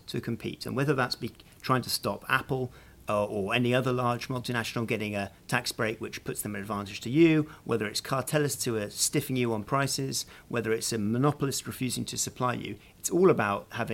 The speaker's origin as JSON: {"language": "English", "country": "United Kingdom", "said": "I remember as a Brit"}